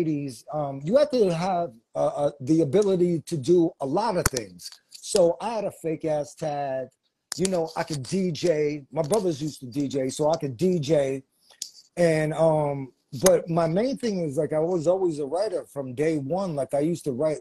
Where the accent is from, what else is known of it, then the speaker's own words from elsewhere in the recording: New York City, New York, United States; I grew up in Shadyville, Queens, which is adjacent to Jamaica and everything, and right adjacent to Hollis